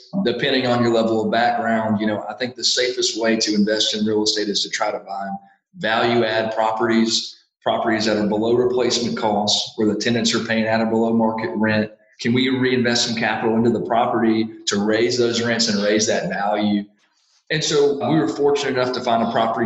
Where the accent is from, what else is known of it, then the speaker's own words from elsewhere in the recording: Louisiana, United States; also born or lived in Ann Arbor, Michigan; I'm born and raised in Louisiana